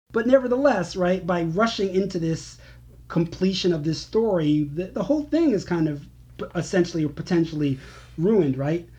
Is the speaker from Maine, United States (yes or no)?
no; New York, United States; moved away as an adult; I'm a New Yorker. I don't, might not live there currently, but the vast majority of my life, and up till very recently, I lived in New York